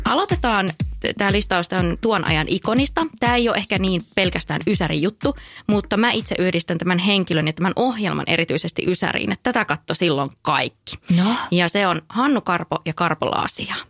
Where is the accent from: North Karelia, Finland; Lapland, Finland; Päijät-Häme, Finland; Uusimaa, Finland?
North Karelia, Finland; mä itse kotosin siis Pohjois-Karjalasta